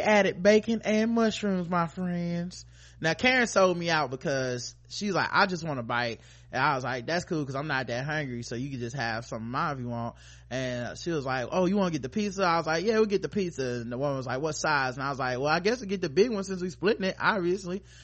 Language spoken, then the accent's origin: English; North Carolina, United States; we from North Carolina